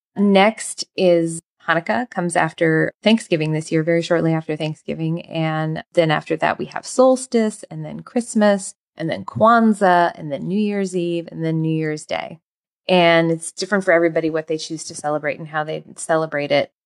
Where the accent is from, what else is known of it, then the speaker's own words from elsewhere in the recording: United States; I am from the United States